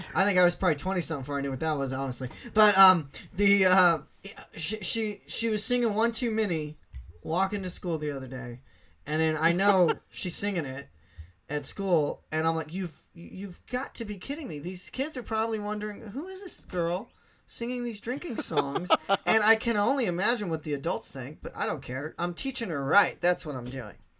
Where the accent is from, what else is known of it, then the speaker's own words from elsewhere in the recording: Southeast Missouri, United States; I'm from Southeast Missouri, so um, eh, some people call me redneck.